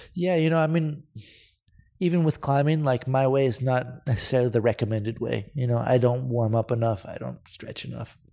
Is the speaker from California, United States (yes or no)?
yes; Santa Cruz, California, United States; moved away as an adult; now in Spain; I grew up in Santa Cruz, I grew up surfing with my dad